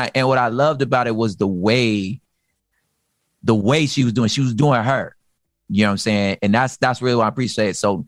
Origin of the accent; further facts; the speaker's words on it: Los Angeles, California, United States; So I'm originally from South Central. Same thing, moved around a lot. I lived on the east side though